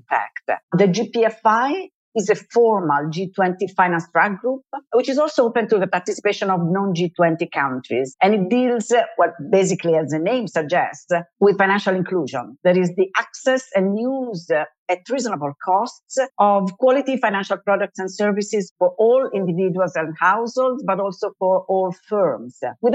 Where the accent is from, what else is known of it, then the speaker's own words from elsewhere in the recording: Italy; from Italy, more specifically from the Italian Central Bank